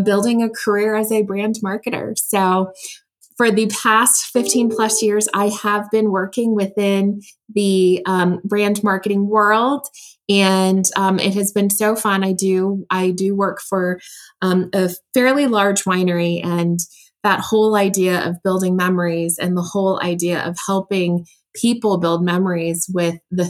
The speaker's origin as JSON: {"language": "English", "country": "United States", "tie": "born or raised there", "also_born_or_lived": "Taiwan", "said": "moved to the US when I was three, grew up in a very, very loving family"}